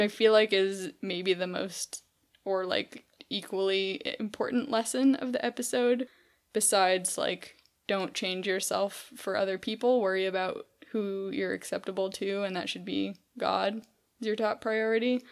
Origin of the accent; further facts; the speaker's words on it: California, United States; growing up in California, we didn't eat in a cafeteria ever